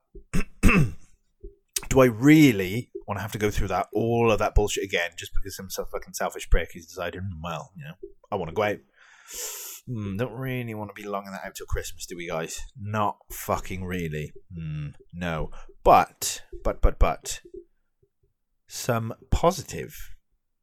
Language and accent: English; United Kingdom; me as a Brit